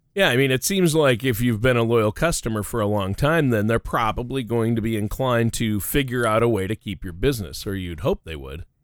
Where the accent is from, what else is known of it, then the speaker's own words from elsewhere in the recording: Canada; grew up in the Great White North